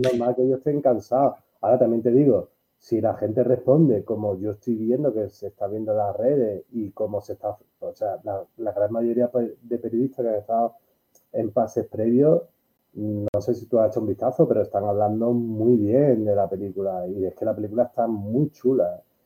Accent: Málaga, Andalusia, Spain; yo soy de Málaga, pero mi trayectoria casi toda me han dado de trabajar y de comer en Sevilla y Madrid

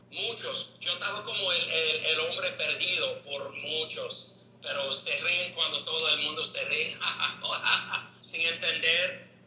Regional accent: New York City, New York, United States; Spanish is a second language; soy un americano que nací en Brooklyn, New York.

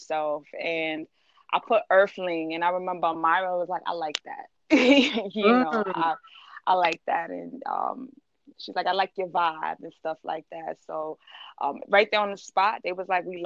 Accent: New York City, New York, United States; I'm from Queens

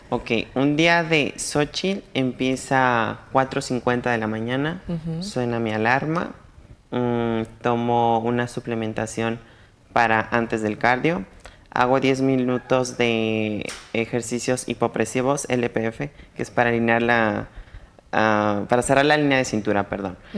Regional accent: San Antonio de Peñuelas, Aguascalientes, Mexico; yo soy de San Antonio de Peñuelas, Aguascalientes

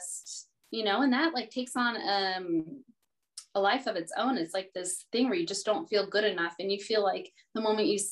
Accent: the South, United States; I was raised in the South

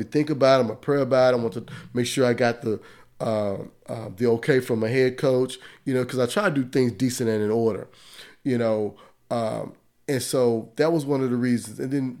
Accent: Dallas, Texas, United States; And growing up in the Southeast sector of Dallas, I didn't want to live that life.

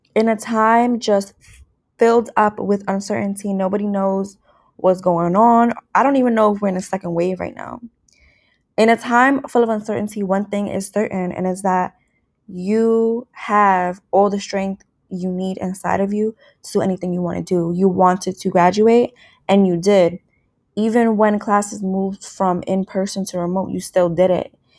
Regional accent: New York City, New York, United States; where I grew up, A K A New York City

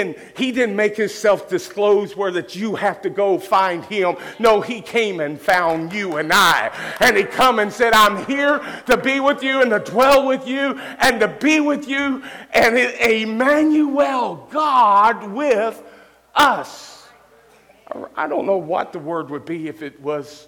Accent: Louisville, Kentucky, United States; also born or lived in Cincinnati, Ohio; now in Gallipolis, United States; A boy that was raised a period of time in the projects in Louisville, Kentucky

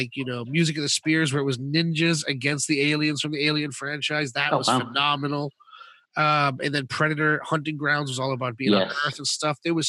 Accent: United States; now in United Kingdom; growing up in America

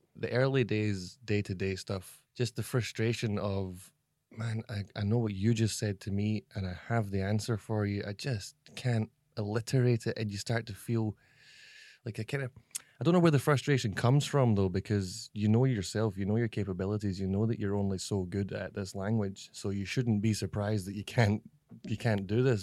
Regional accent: Scotland, United Kingdom; moved away as an adult; now in Shanghai, China; I'm a Scottish guy

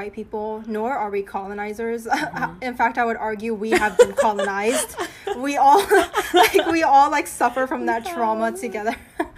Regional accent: United States; I am American and from America

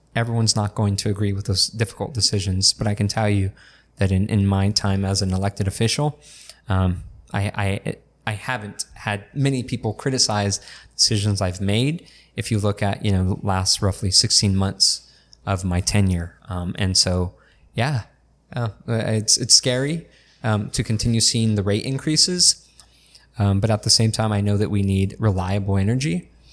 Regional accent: El Centro, California, United States; also born or lived in Brawley; I grew up in North Al Centro, um, right behind Big Five until sixth grade

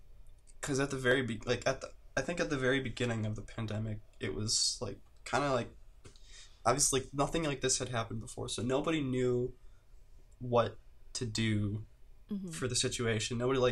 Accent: Midwest, United States; I think it's partly because I grew up in the Midwest, and there's like this, it's just like the Midwest mentality

